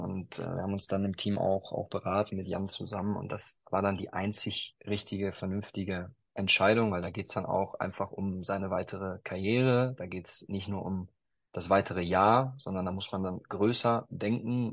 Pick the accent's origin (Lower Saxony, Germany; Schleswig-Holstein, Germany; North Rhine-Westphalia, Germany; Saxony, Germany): North Rhine-Westphalia, Germany; ich bin äh, in, in Westfalen groß geworden